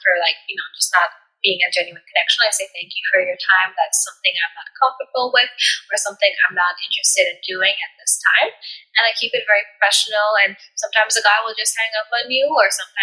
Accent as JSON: {"language": "English", "country": "United States", "tie": "born or raised there", "said": "I was born and raised in America"}